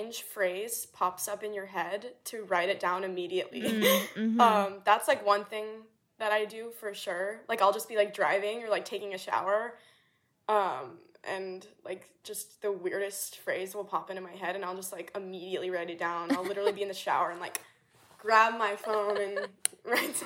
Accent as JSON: {"language": "English", "region": "South Louisiana", "country": "United States", "tie": "born or raised there", "moved": "yes", "said": "I'm from, like, South Louisiana, which, like, jazz and everything like that, which was awesome, but I never had anyone, like, in my hometown that really pursued music"}